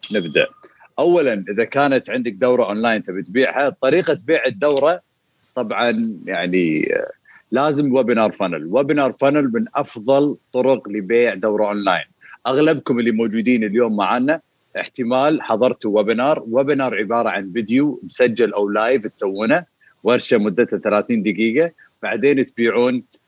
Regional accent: Kuwait; بالسوق المباركيه اللي عندنا بالكويت

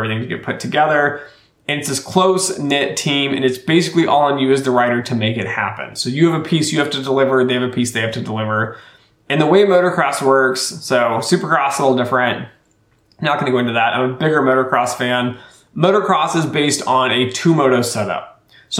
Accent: Colorado, United States; moved away; I was born in Colorado

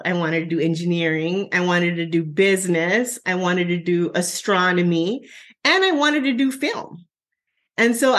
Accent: Southern Arizona, United States; My hometown is about 10,000 people in Southern Arizona.

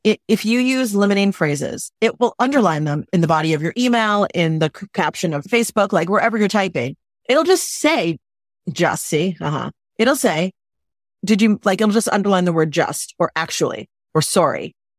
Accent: New York City, New York, United States; I'm from New York City. I'm direct

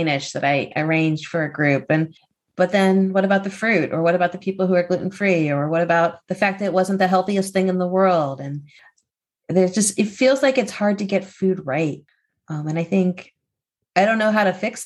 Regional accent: Hershey, Pennsylvania, United States; I grew up in a town where everybody loved Reese's peanut butter cups. I mean, maybe there was some peanut butter allergies somewhere, but I'm from Hershey, Pennsylvania.

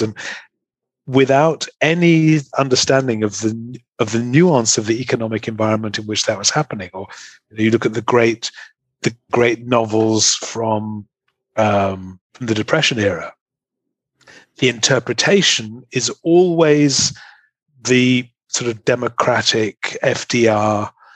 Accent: England, United Kingdom; moved away as an adult; also born or lived in Germany / Munich; now in Ireland; I am an Englishman living in Ireland.

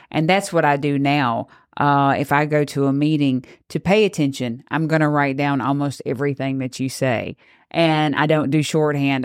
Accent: Grenada, Mississippi, United States; growing up in Grenada, we really heard a lot about our school board

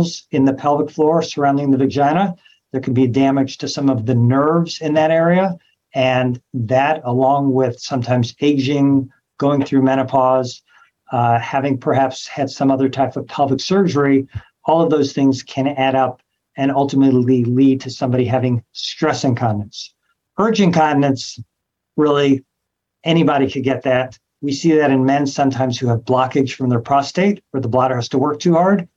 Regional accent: Los Angeles, California, United States; moved away as an adult; also born or lived in New York / Memphis; now in Cleveland, United States; So I'm from Los Angeles, California, trained all over the country, New York, Memphis, Cleveland, a few other places.

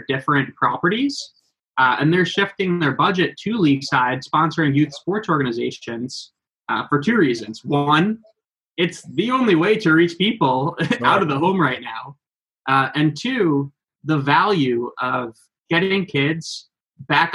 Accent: Long Island, New York, United States; I'm from Long Island. Mike's Pizzas was the sponsor of my baseball team, my soccer team

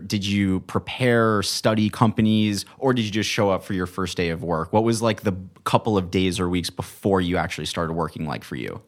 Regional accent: Manhattan Beach, California, United States; also from Manhattan Beach

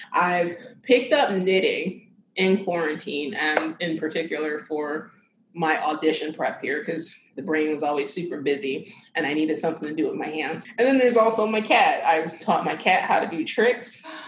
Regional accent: Philadelphia, Pennsylvania, United States; moved away as an adult; also born or lived in the South; now in Philadelphia, United States; I grew up in Philadelphia.

